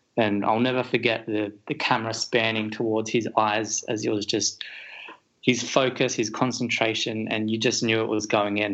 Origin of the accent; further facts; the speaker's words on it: Australia; as an Australian